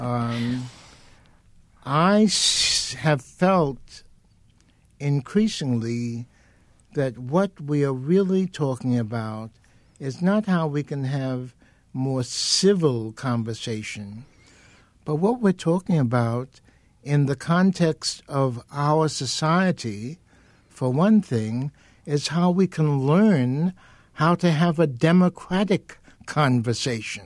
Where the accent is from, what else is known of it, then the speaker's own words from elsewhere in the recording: New York City, New York, United States; moved away; also born or lived in Denver; I was born and raised in Harlem and the South Bronx in New York.